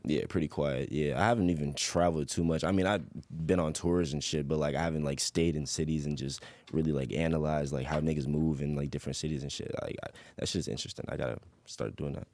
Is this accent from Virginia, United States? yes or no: yes; Chesapeake, Virginia, United States; also born or lived in Portsmouth, Virginia; I was born in Portsmouth, but I was raised, raised in Chesapeake